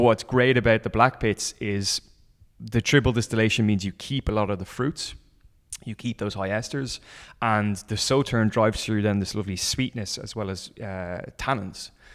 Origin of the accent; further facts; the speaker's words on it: Dublin, Leinster, Ireland; I'm from Dublin